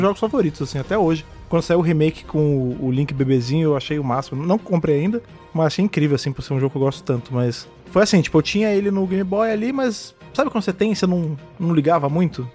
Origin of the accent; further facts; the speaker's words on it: Rio de Janeiro, Brazil; moved away as an adult; now in São Paulo, Brazil; Eu já morava em São Paulo, né, que sou do Rio de Janeiro, eu vim morar em São Paulo